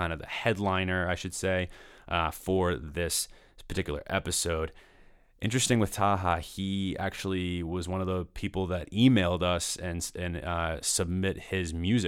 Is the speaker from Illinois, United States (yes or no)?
no; Danvers, Massachusetts, United States; moved away; I grew up in Danvers, which is right next to Peabody.